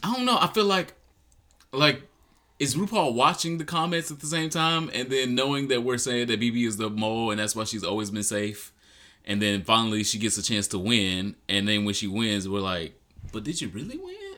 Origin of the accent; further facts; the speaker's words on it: Detroit, Michigan, United States; I'm from Detroit